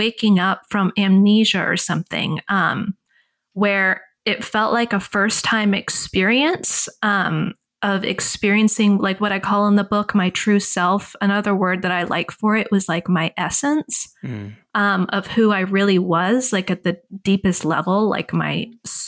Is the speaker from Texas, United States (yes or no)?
yes; Texas, United States; I grew up in Texas